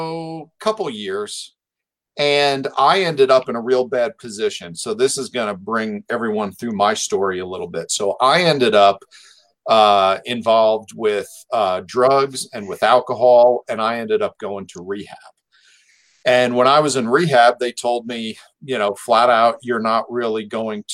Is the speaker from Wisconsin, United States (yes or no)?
no; New Jersey, United States; moved away; I was raised Catholic back in New Jersey in an Irish family